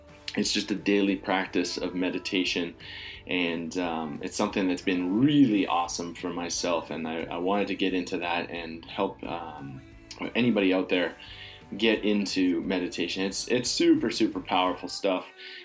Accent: Calgary, Alberta, Canada; moved away; a sense of home and sensibility that I'm just accustomed to growing up in Calgary

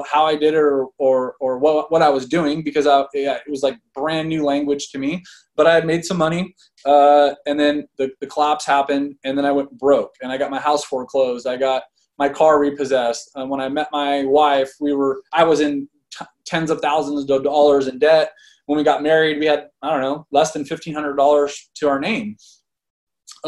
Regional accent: Fresno, California, United States; I'm born and raised in Fresno, California

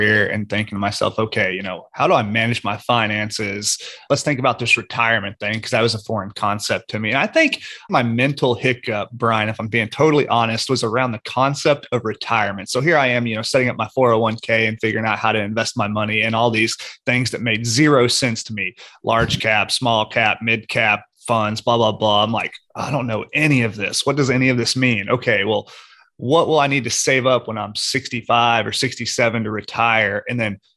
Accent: Oklahoma, United States; moved away as an adult; also born or lived in Houston, Texas; I was born and raised in Oklahoma, kind of a lower to middle class upbringing

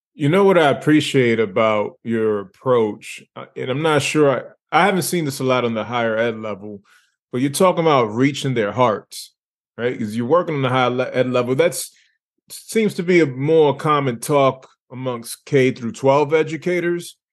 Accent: Lawrence, Massachusetts, United States; Born and raised Lawrence, Massachusetts

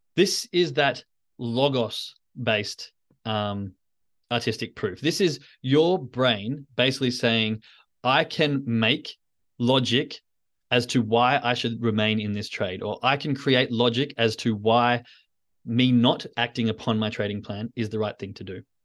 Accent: Australia; as an Australian

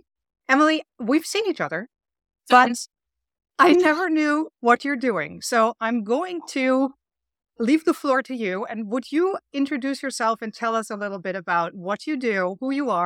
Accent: Berlin, Germany; now in Sag Harbor, United States; I moved here 7 years ago from Germany, Berlin, so that was quite the culture shock, I would say.

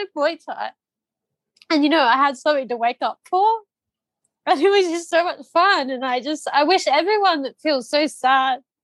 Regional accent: Australia; moved away as an adult; now in Phuket, Thailand; I grew up doing shows in Australia. We travel Australia. I live in a caravan

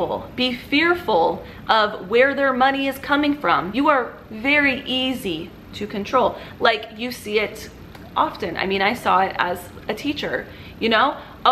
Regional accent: Southern California, United States; I grew up in Southern California.

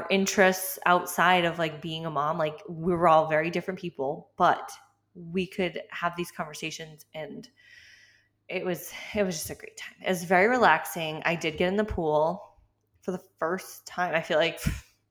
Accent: Massachusetts, United States; moved away; I'm from Massachusetts originally

